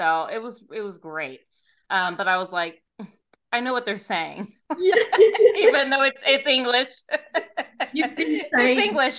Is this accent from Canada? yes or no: no; Australia; I know that place. I'm Australian.